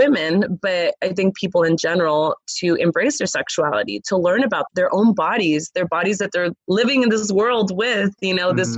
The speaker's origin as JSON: {"language": "English", "town": "Los Angeles", "region": "California", "country": "United States", "tie": "born or raised there", "said": "I grew up in Los Angeles, California."}